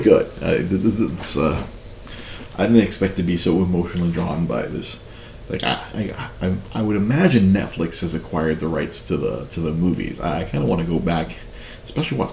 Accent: Los Angeles, California, United States; I was born in a hospital that no longer exists in East

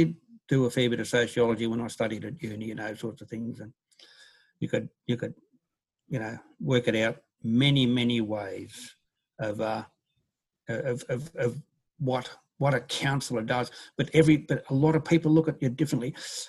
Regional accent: Papua New Guinea; also born or lived in Brisbane, Australia; I was born in Bulleye, went back to New Guinea where my father was a builder after the Second World War. Then we moved around and went to Brisbane and central things.

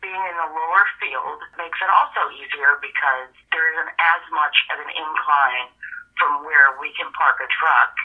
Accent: Wisconsin, United States; I'm from Wisconsin

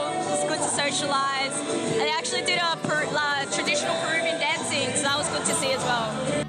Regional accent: Australia; I was actually born here

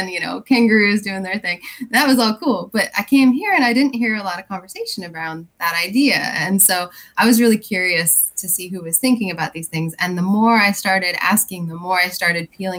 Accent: Wyoming, United States; now in Virginia, United States; I'm actually originally from Wyoming

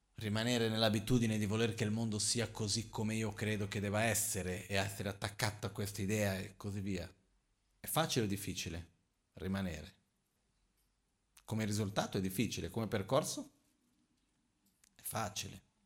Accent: Brazil; Io son brasiliano

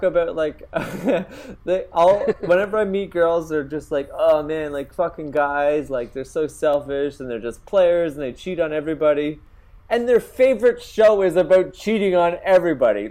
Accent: Canada; also born or lived in Toronto; I'm Canadian

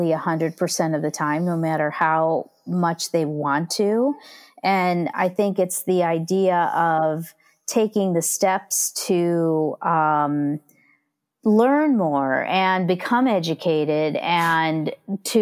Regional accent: near Chicago, Midwest, United States; I grew up in the Midwest

